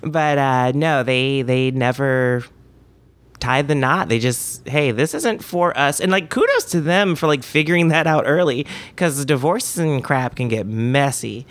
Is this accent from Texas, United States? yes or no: no; Washington, District of Columbia, United States; moved away as an adult; now in Alexandria, Virginia, United States; I'm from D C, from Washington, D C proper. I was born in the city. I grew up on Mount Pleasant